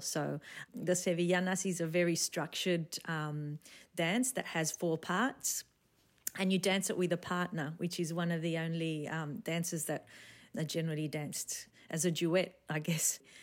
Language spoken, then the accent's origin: English; Sydney, New South Wales, Australia; moved away as an adult; also born or lived in Spain; I was born in Sydney, um, raised by my parents who are from the south of Spain, from Granada